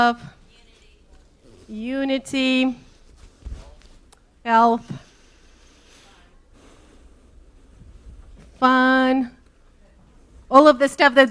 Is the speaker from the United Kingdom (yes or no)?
no; Siberia, Russia; now in Georgia, United States; I'm from Siberia